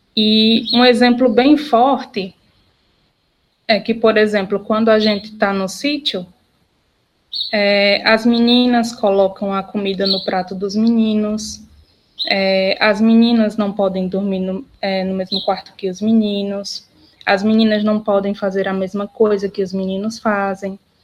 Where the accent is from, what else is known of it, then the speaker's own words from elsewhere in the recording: Barbalha, Ceará, Brazil; also born or lived in Juazeiro do Norte; Eu sou natural da cidade de Barbalha, aqui no Cariri Cearense